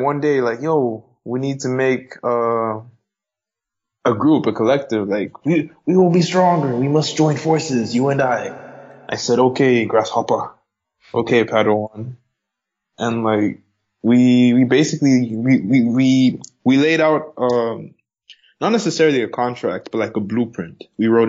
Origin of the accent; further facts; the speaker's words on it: Zambia; now in Mozambique; I live in Mozambique, but I'm from Zambia.